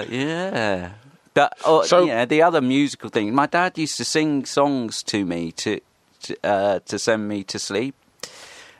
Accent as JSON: {"language": "English", "town": "Horsham", "region": "South East England", "country": "United Kingdom", "tie": "born or raised there", "also_born_or_lived": "Bexhill-on-Sea / Crawley", "said": "I grew up in Horsham, West Sussex. I went to school in Crawley."}